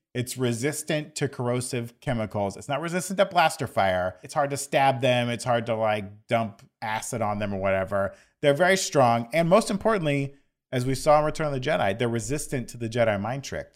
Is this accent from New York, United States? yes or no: no; Florida, United States; growing up in Florida